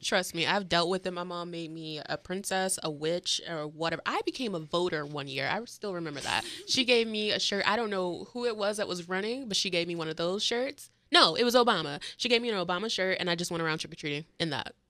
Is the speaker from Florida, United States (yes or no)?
yes; St. Petersburg, Florida, United States; I'm from St. Petersburg, Florida